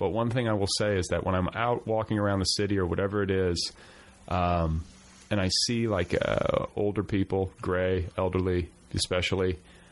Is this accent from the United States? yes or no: yes; Indiana, United States; now in Los Angeles, United States; I'm from Indiana